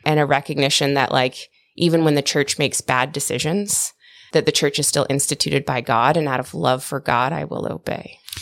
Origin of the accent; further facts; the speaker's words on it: United States; I'm American